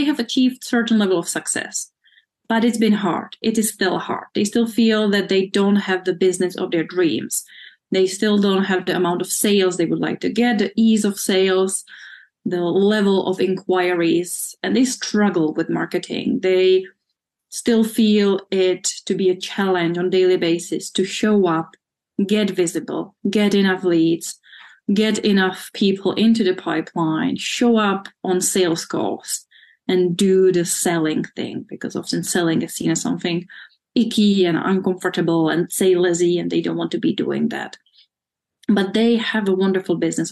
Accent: Czechia; moved away as an adult; also born or lived in United Kingdom; I'm from the Czech Republic, born when it still was Czechoslovakia, but I'm Czech.

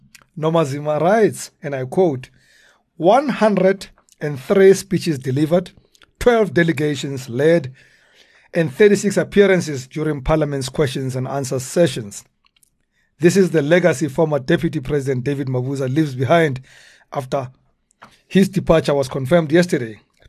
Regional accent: Soweto, Gauteng, South Africa; So, I mean, I do remember, so I come originally from Dobsonville, Soweto, and I remember one day I was going to see my parents and we live on a busy road

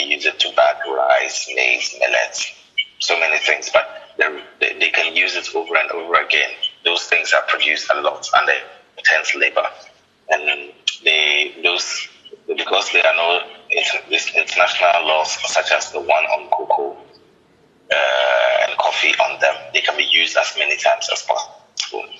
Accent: Tamale, Northern Region, Ghana; also born or lived in Accra; I was born in the northern part, uh, in a city called Tamale

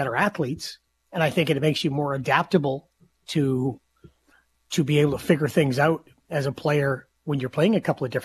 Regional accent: Saskatoon, Saskatchewan, Canada; growing up in Saskatoon

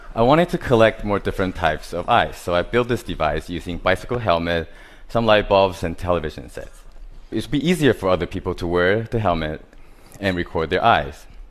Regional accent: Taiwan; I was born in Taiwan. I grew up surrounded by different types of hardware stores

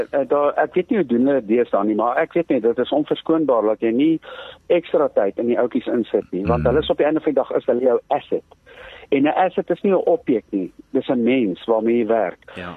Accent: Johannesburg, Gauteng, South Africa; Ek kom van Johannesburg af

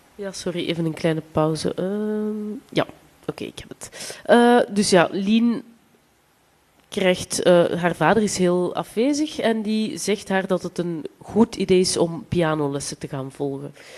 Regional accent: Flanders, Belgium; accent: Flemish; ik spreek Vlaams

